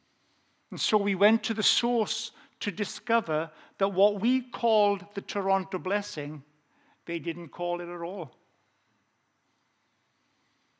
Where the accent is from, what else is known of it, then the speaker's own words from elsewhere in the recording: South Wales, United Kingdom; accent: Welsh; I have an authentic Welsh accent. I grew up in South Wales.